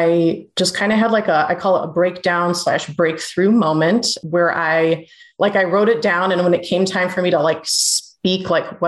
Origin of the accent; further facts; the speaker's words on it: Cleveland, Ohio, United States; Born and raised in Cleveland, Ohio. Still live here, if you can't tell by the accent.